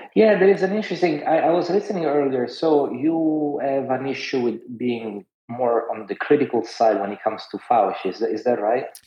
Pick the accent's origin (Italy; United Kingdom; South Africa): Italy; moved away; I grew up in Italy